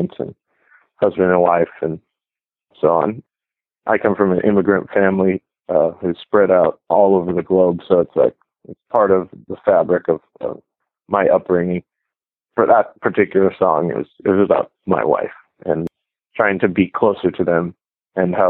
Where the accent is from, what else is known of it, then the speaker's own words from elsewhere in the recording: United States; I was born here in America